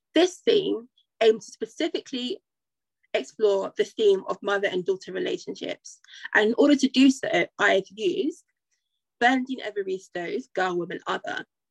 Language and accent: English; United Kingdom; also born or lived in Nigeria; As a Black Nigerian woman, Black British Nigerian woman of Nigerian descent